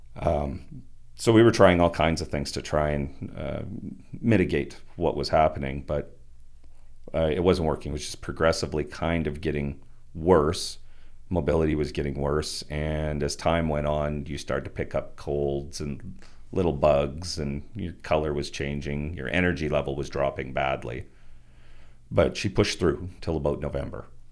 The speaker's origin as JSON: {"language": "English", "town": "Turtleford", "region": "Saskatchewan", "country": "Canada", "tie": "born or raised there", "said": "I grew up in, on a family farm just outside of Turtleford"}